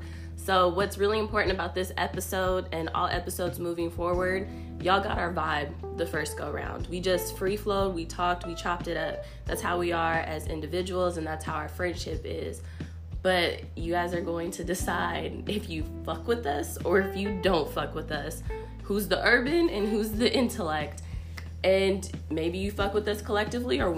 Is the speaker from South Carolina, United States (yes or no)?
no; Portland, Oregon, United States; now in Nashville, United States; I'm not from Nashville. I'm from Portland.